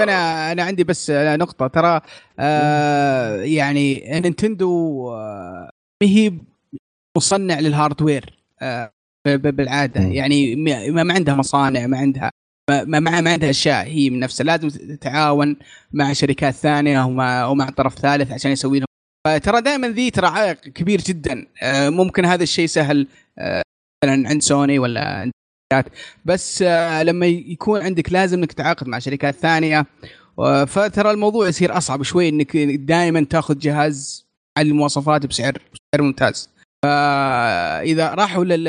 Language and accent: Arabic; Saudi Arabia; عندنا في السعوديه